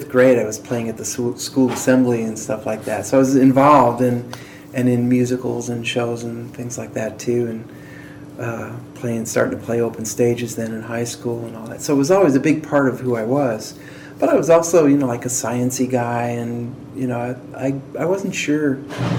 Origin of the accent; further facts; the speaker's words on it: Chicago, Illinois, United States; moved away as an adult; now in Nashville, United States; I grew up in Chicago